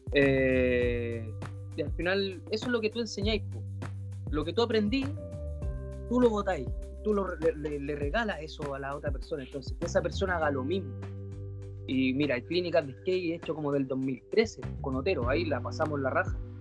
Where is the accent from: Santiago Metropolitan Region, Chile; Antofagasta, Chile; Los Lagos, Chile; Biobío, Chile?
Biobío, Chile; Concepción; yo comencé a andar en skate en Concepción. Soy de allá en realidad, nací en Concepción... Eh, en un barrio de calles de tierra